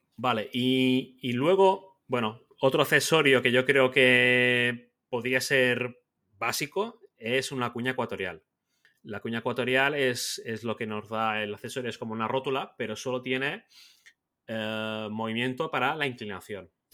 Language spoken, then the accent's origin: Spanish; Mallorca, Balearic Islands, Spain; yo soy un fotógrafo mallorquín